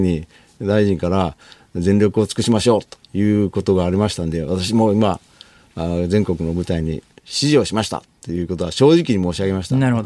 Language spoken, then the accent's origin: Japanese; Fukuoka, Japan